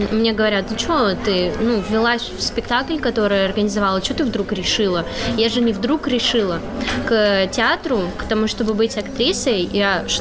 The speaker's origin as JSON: {"language": "Russian", "town": "Perm", "region": "Perm Krai", "country": "Russia", "tie": "born or raised there", "said": "Потому что я родом из Перми, зарегистрирована в в Перми, и у меня ИП в Перми"}